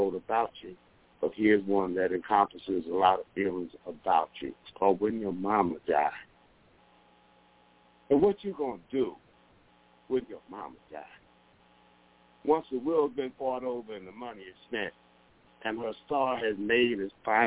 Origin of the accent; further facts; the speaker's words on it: New York City, New York, United States; now in Rochester, United States; I'm from down from Harlem, you know, but I'm here in Rochester